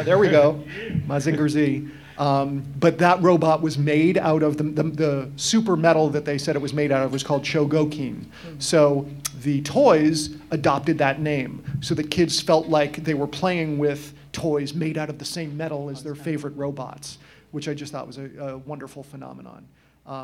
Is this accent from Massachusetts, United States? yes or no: yes; Massachusetts, United States; I'm from Massachusetts. I grew up watching Channel 56.